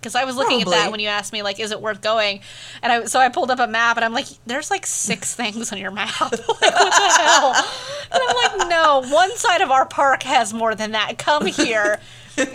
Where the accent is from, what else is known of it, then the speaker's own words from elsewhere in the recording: Oregon, United States; also born or lived in Nevada / Arizona / Pennsylvania; There you go. Originally, I'm from Oregon. I definitely don't live there now. I've lived in... Five states. I think it's 5 states.